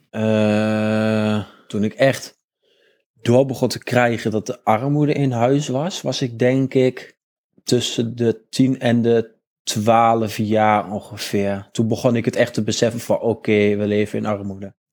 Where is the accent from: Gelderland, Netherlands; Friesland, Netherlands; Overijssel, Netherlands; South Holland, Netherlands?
Overijssel, Netherlands; Almelo; ik ben opgegroeid in Almelo